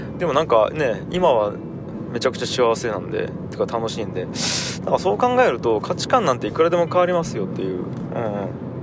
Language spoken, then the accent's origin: Japanese; Tagawa, Fukuoka, Japan; moved away as an adult; also born or lived in Tokyo; 自分のふるさとくっそ田舎田川で仕事